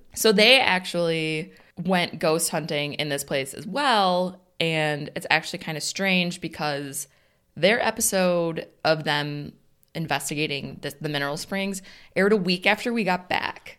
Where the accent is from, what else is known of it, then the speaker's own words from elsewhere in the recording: Northern Illinois, United States; We're from Northern Illinois